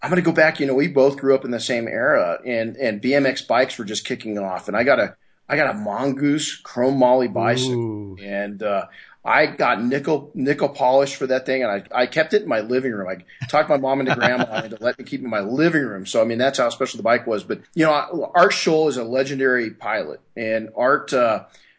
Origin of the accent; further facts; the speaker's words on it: Southern California, United States; I grew up in here in Southern California, so was around cars constantly